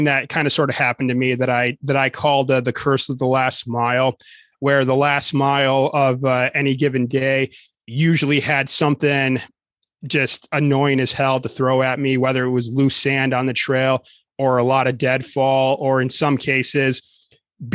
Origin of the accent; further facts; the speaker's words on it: Lower Peninsula, Michigan, United States; growing up in the Lower Peninsula, I was just used to Michigan being flat farmland for the most part.